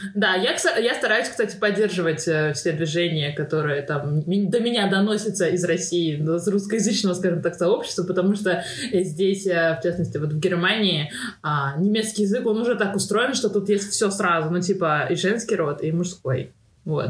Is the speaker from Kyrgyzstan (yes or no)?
no; Tashkent, Uzbekistan; moved away; also born or lived in Moscow; я из Ташкента